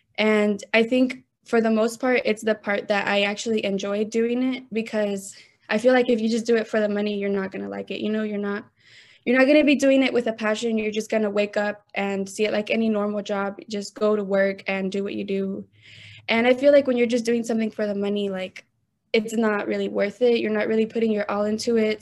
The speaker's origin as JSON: {"language": "English", "town": "Austin", "region": "Texas", "country": "United States", "tie": "born or raised there", "said": "I was born and raised here in Austin, Texas"}